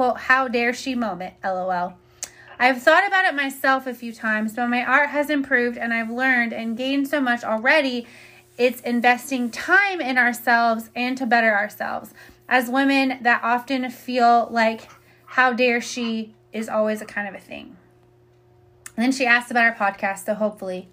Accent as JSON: {"language": "English", "region": "Indiana", "country": "United States", "moved": "yes", "lives_now": "Austin, United States", "said": "I'm from Indiana"}